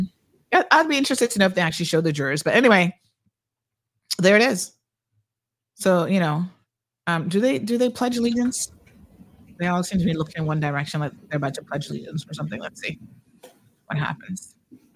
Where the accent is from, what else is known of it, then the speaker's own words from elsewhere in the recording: United States; moved away as an adult; now in United Kingdom; having grown up in America